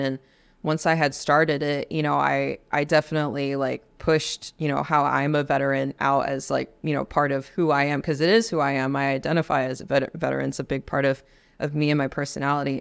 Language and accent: English; Los Angeles, California, United States; moved away as an adult; also born or lived in Spain / Mississippi / Washington State; I'm from Los Angeles, so I was born and raised in, in the hood in California